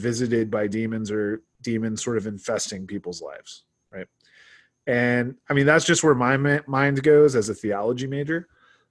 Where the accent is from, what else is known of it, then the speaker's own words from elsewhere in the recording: South Carolina, United States; I grew up in South Carolina.